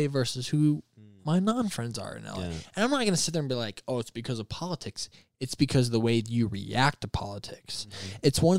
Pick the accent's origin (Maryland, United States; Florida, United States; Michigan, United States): Michigan, United States; I live in the craziest city you can live in when it comes to politics. And I'm from Michigan.